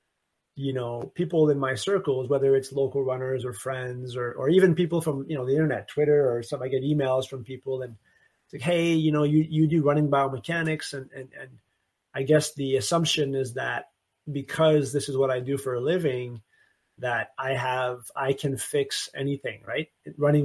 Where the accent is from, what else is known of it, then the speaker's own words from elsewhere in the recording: Canada; now in Memphis, United States; I'm from Canada